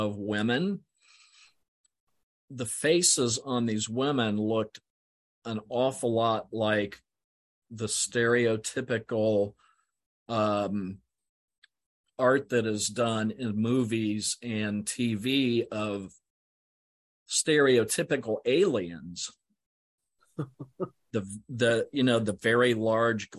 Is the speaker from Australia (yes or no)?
no; Hilliard, Ohio, United States; moved away as an adult; also born or lived in Southern New Jersey; I actually grew up here in Hilliard